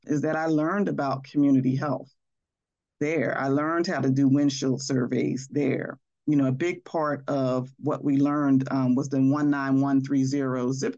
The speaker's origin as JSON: {"language": "English", "town": "Philadelphia", "region": "Pennsylvania", "country": "United States", "tie": "born or raised there", "said": "growing up in West Philadelphia"}